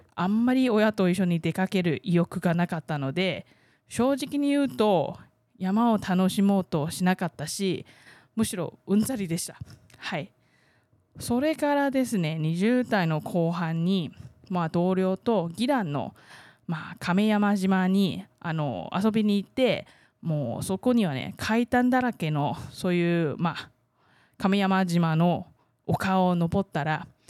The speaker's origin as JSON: {"language": "Japanese", "country": "Taiwan", "tie": "born or raised there", "said": "台湾生まれ台湾育ち"}